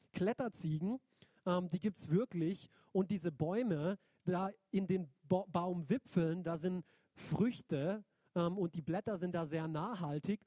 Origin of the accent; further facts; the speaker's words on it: Neuenburg, Germany; moved away; also born or lived in Binsen; Neuenburg ähm, ist der Ort, wo ich eigentlich groß geworden bin als Kind